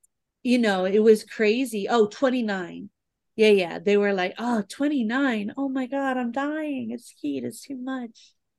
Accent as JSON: {"language": "English", "town": "New York City", "region": "New York", "country": "United States", "moved": "as an adult", "lives_now": "Arizona, United States", "said": "I'm from the Bronx. I'm a Bronx, New York girl."}